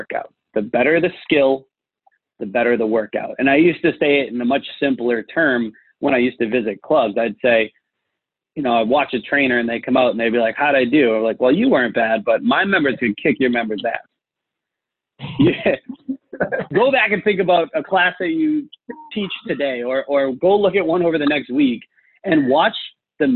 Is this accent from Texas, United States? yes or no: no; Boston, Massachusetts, United States; I'm from Boston